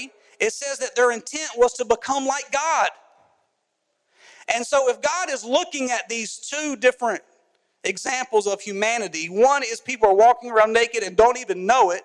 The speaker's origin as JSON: {"language": "English", "town": "Carrboro", "region": "North Carolina", "country": "United States", "tie": "born or raised there", "said": "I grew up in Carrboro, North Carolina"}